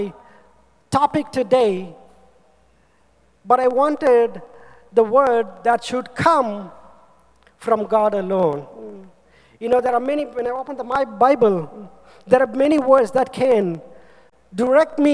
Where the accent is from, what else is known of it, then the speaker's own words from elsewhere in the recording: India; I am from India, from nowhere